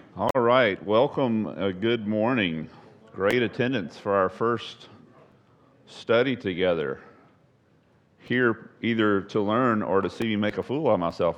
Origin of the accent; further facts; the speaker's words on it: Texas, United States; I'm a Texan